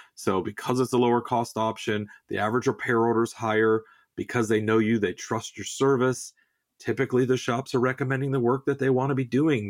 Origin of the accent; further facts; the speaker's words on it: Southern California, United States; I grew up in the Southwest, uh, you know, I'm a native Southern Californian